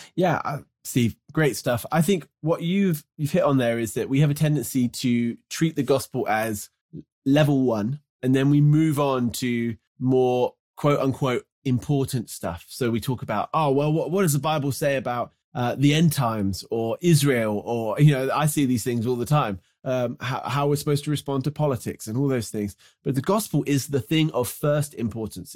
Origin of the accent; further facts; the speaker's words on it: United Kingdom; moved away as an adult; as someone who grew up in the U K, where there isn't much natural beauty, uh, it's certainly where I grew up, just kind of west of London a little bit